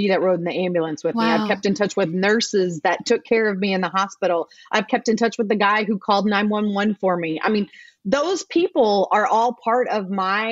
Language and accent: English; Evansville, Indiana, United States; Evansville, Indiana. So that's my hometown